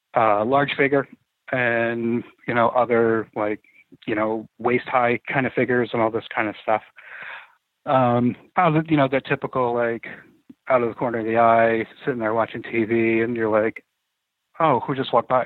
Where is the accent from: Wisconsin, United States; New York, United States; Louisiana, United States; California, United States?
New York, United States; outside Saratoga Springs, upstate; I grew up in upstate New York, actually, uh, right outside of Saratoga Springs